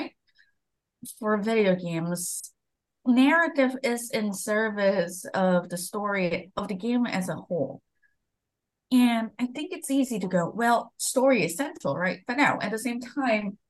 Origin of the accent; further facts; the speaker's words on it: Malaysia; moved away; I grew up in Malaysia